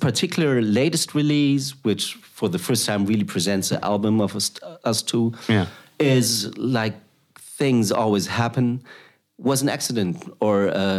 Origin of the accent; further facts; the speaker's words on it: Germany; accent: German; English is a second language; also born or lived in Thailand / Uganda; now in Netherlands; very German, which you can hear at my accent.